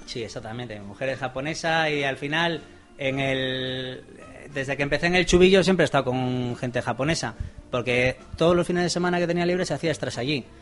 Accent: Santander, Cantabria, Spain; now in Gipuzkoa, Spain; vengo de Santander, lo primero, no soy vasco

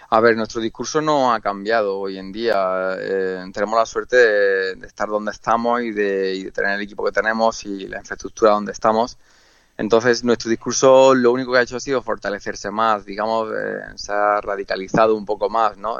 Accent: Andalusia, Spain; moved away as an adult; now in Mallorca, Spain; yo vengo de Andalucía, es verdad que he viajado y vivido en muchas partes del mundo

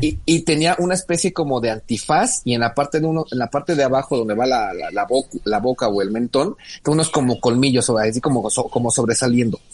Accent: Mexico; nuestro país

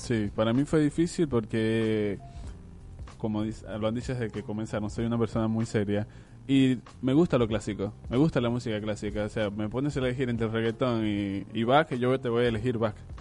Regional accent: Venezuela; now in Argentina; soy venezolano

